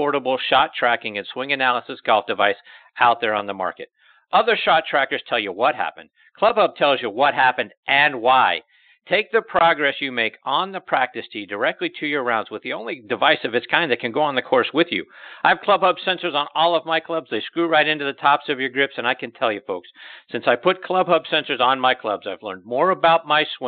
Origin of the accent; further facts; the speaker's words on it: Pittsburgh, Pennsylvania, United States; moved away; also born or lived in Marshfield, Massachusetts; my hometown of Pittsburgh